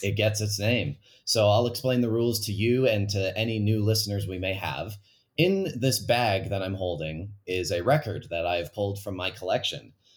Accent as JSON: {"language": "English", "town": "Calgary", "region": "Alberta", "country": "Canada", "tie": "born or raised there", "said": "my hometown of Calgary"}